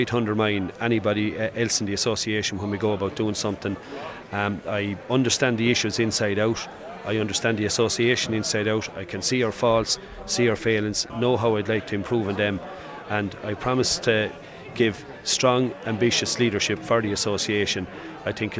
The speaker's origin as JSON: {"language": "English", "region": "Laois", "country": "Ireland", "said": "from Ballinakilling, County Laois, near Abbey Leagues."}